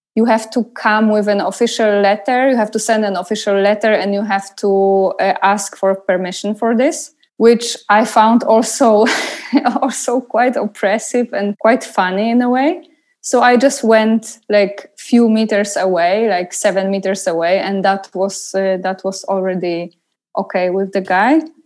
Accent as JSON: {"language": "English", "town": "Poznan", "region": "Greater Poland", "country": "Poland", "tie": "born or raised there", "moved": "yes", "said": "I came to Poznan, to my hometown"}